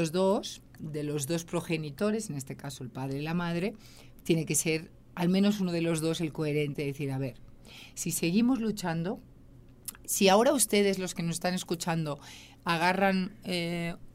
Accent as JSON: {"language": "Spanish", "region": "Catalonia", "country": "Spain", "also_born_or_lived": "Madrid", "moved": "yes", "said": "yo en España Vivo en Madrid, soy catalana, tengo mi familia allí, tengo a mi hijo allí"}